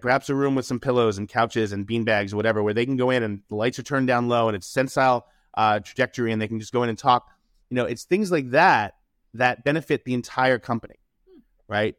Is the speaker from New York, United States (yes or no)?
yes; New York City, New York, United States; I grew up in New York City.